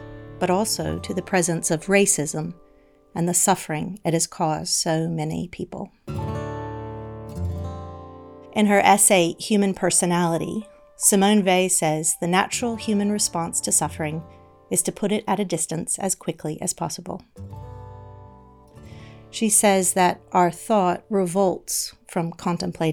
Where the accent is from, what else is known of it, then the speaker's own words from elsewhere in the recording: the American South, United States; I grew up in the American South, where most of the 780 Confederate statues in America can be found.